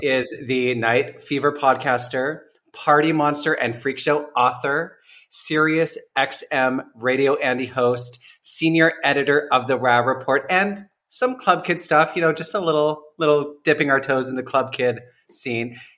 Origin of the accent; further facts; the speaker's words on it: Calgary, Alberta, Canada; moved away as an adult; also born or lived in Vancouver, Canada; now in Toronto, Canada; I spent my teens in the prairies, like in Alberta